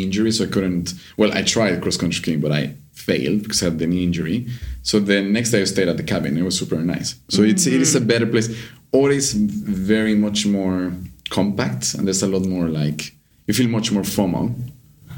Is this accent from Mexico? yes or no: yes; Mexico; now in Sweden; I'm from Mexico